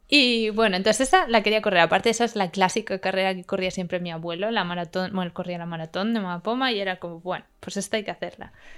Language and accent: Spanish; Madrid, Community of Madrid, Spain; now in Barcelona, Spain; yo soy de Madrid